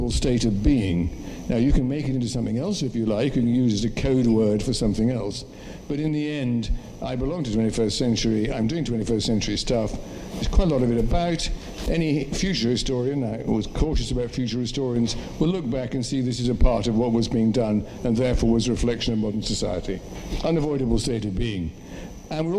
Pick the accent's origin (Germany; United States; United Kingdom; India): United Kingdom; England; I identify myself as being English